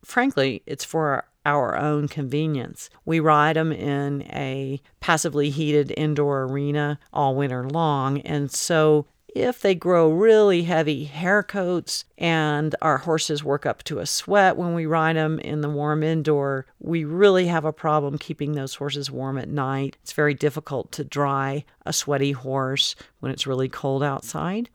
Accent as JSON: {"language": "English", "region": "Florida", "country": "United States", "tie": "born or raised there", "moved": "yes", "lives_now": "Colorado, United States", "said": "I grew up in Florida"}